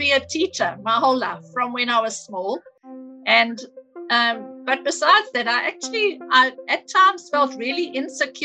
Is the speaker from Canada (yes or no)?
no; Cape Town, Western Cape, South Africa; moved away as an adult; also born or lived in Durban; I grew up in Cape Town, but I moved to Durban in the early 80s.